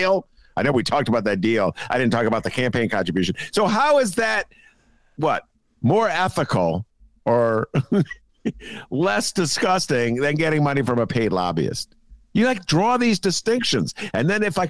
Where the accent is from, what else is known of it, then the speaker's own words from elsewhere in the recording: Chicago, Illinois, United States; I'm from Chicago